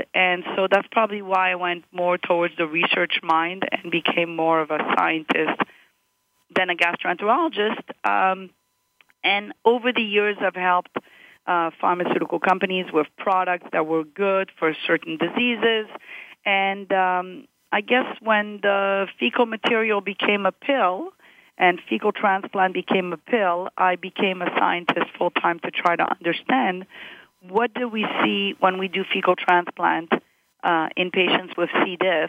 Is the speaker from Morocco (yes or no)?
yes; Morocco; born there; moved away; also born or lived in Montreal, Canada; So I was born in Morocco, and my parents were working for the French government there, and they moved from Morocco to Montreal, and then from Montreal I went to University of Florida.